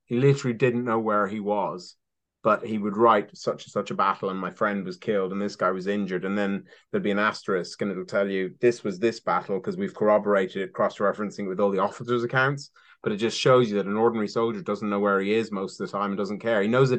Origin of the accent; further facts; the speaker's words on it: Ireland; now in Somerset, United Kingdom; Because I'm Irish, for those of readers who, or listeners who might